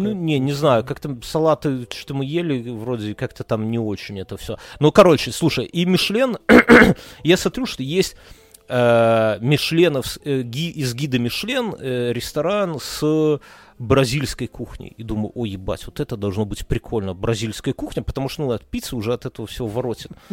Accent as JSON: {"language": "Russian", "country": "Belarus", "moved": "yes", "lives_now": "Lithuania", "said": "we are from Беларусь"}